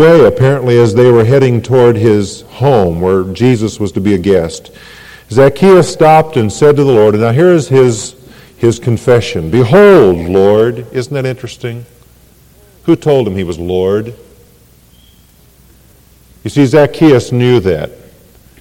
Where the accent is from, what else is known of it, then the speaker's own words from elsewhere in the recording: Ireland; I am Irish. I'm glad I'm Irish.